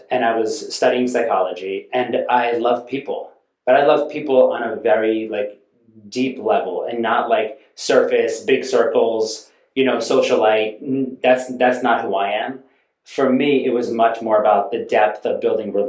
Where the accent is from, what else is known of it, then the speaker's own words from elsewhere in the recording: Westchester, New York, United States; I grew up in Westchester, New York